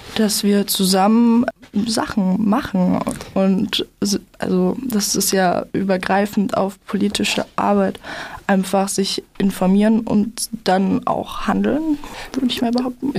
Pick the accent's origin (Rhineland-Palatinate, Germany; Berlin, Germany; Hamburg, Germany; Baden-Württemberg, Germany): Baden-Württemberg, Germany; Freiburg; bei uns in Freiburg